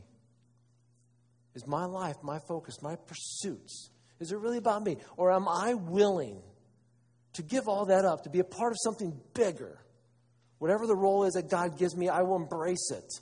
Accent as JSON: {"language": "English", "town": "Wauseon", "region": "Ohio", "country": "United States", "said": "I'm from Northwest Ohio, Wauseon"}